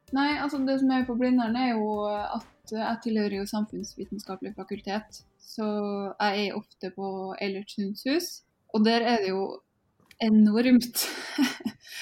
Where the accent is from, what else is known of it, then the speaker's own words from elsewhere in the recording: Norway; Vi er jo nordmenn